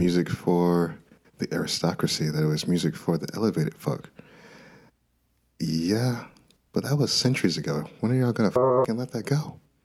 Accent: Minnesota, United States; I was born and raised in Minnesota

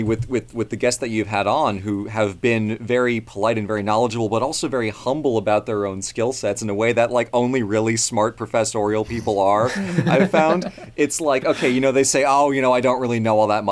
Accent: United States; I was born in America

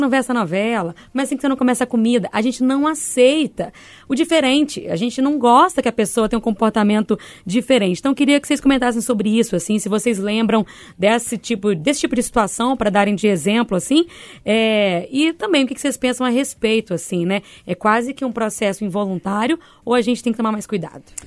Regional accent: Bahia, Brazil; moved away; Cresci na Bahia, 40 graus diários

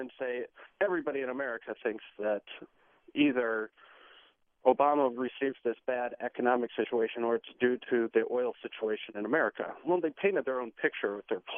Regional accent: Iowa, United States; moved away as an adult; now in Washington, D.C., United States; I'm from Iowa originally, and I say in Iowa you grow up doing two things

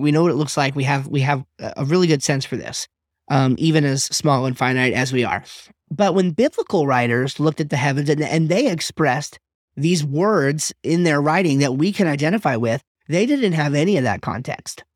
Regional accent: United States; I'm an American, modern, Western person

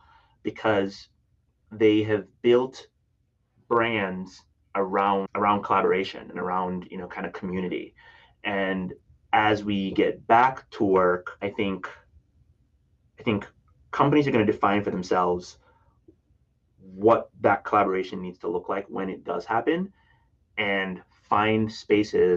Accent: Jamaica; now in Minneapolis, United States; I'm originally from Jamaica, and it is a slice of home

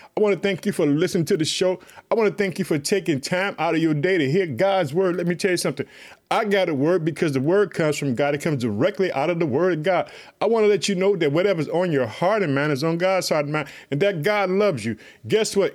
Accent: Chicago, Illinois, United States; the state of Illinois, which is my home state, I live in the city of Chicago

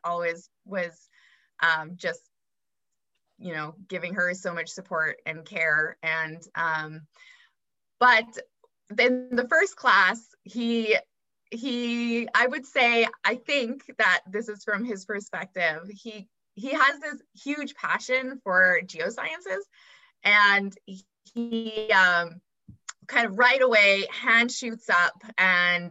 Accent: Calgary, Alberta, Canada; moved away as an adult; now in Vancouver, Canada; I grew up mostly in Calgary

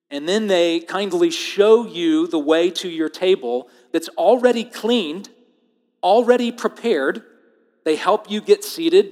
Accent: United States; I am as American as it gets

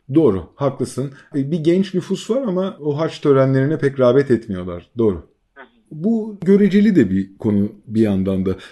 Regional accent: an Aegean island, Çanakkale, Turkey; bizim gibi Ege'nin kıyısında bir adada büyümüş, burada yaşamış insanlar

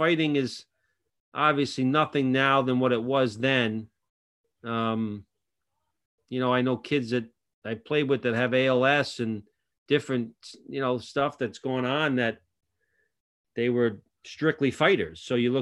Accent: New England, United States; And obviously growing up in New England, it was kind of the place to play

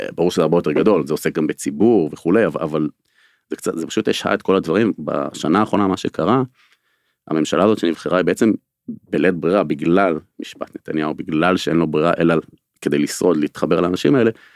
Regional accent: Israel; אני גם נולדתי בקיבוץ של השומר הצעיר של הקיבוץ הארצי הקיבוץ הראשון של השומר הצעיר

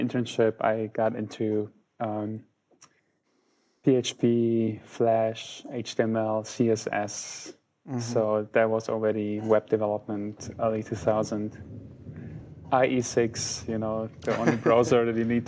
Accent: Germany; also born or lived in Poland; I'm originally from Poland, but my parents moved to Germany in 1990. So I went here to school and everything

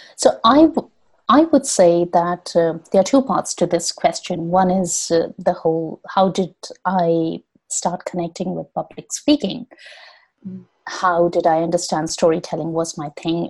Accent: India; moved away as an adult; now in London, United Kingdom; I am originally from India

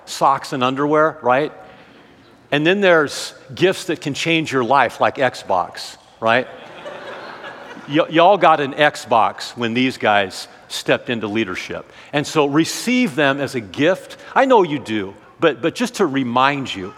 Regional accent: Southern California, United States; moved away as an adult; now in Sioux Falls, United States; originally from Southern California. I lived there for 40 years.

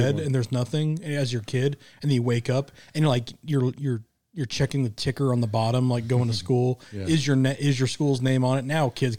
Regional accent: Midwest, United States; moved away; I grew up in the Midwest where it snowed a lot.

